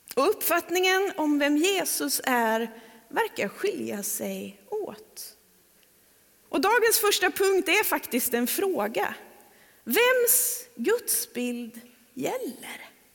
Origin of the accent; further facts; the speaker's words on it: Trollhättan, Västra Götaland, Sweden; now in Öckerö, Sweden; ska jag hem till Trollhättan och predika